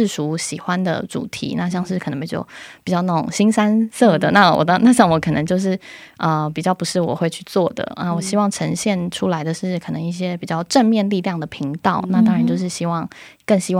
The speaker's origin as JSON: {"language": "Chinese", "country": "Taiwan", "lives_now": "South Korea", "said": "呃，原本在台湾是做体育记者，那是采访棒球为主。现在呢，就是来到韩国"}